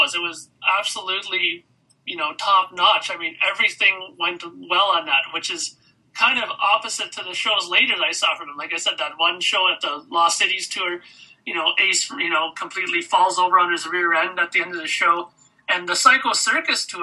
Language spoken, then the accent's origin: English; Canada; being a Canadian